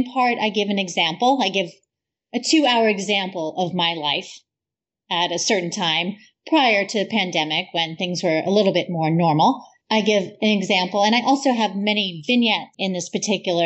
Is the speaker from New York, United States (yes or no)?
no; Massachusetts, United States; I grew up in Massachusetts.